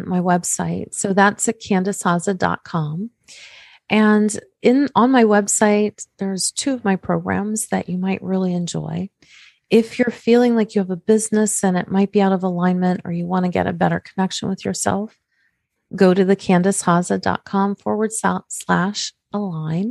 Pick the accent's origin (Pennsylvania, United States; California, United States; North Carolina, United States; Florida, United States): Pennsylvania, United States; Pittsburgh; I come from Pittsburgh, Pennsylvania